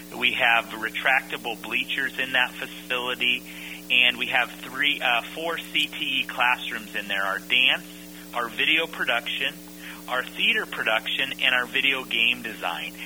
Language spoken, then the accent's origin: English; Napa, California, United States; I grew up in in Napa